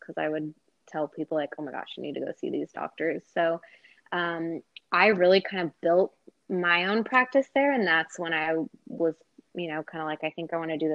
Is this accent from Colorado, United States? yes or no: yes; Colorado, United States; moved away as an adult; also born or lived in Dallas, Texas; now in Austin, United States; I was born in Dallas and then moved to Colorado when I was like 6. And stayed there for 17 years. So Colorado is pretty much where I grew up